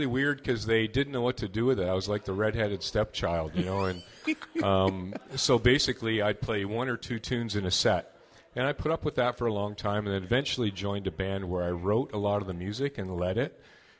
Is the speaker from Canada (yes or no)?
yes; Sarnia, Ontario, Canada; I grew up in Sarnia, Ontario